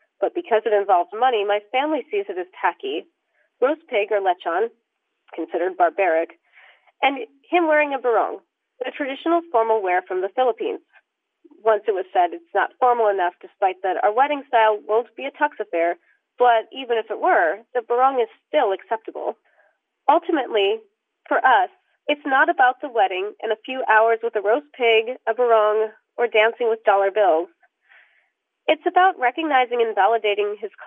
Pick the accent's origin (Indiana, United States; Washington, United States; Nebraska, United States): Washington, United States; South King County; I am from South King County in Washington